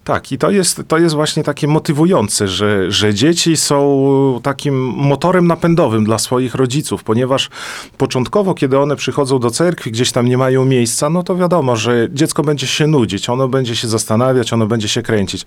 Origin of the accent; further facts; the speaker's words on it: Gródek, Podlaskie Voivodeship, Poland; moved away as an adult; also born or lived in Olsztyn; now in Juszkowy Gród, Poland; Urodziłem się tutaj na Podlasiu, mieszkałem w Grudku, gdzie była znaczna większość prawosławnych